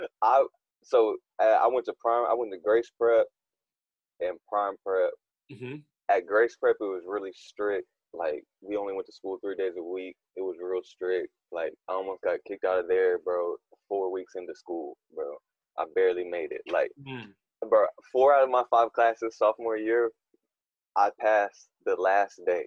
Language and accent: English; Fort Worth, Texas, United States; I'm from Westside, Fort Worth